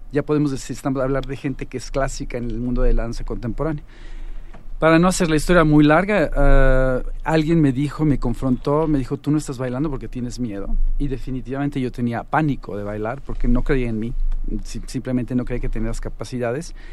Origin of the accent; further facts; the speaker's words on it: Mexico; moved away as an adult; also born or lived in Finland; Yo me fui de México a los 25 años más o menos, me dieron una beca para irme a Alemania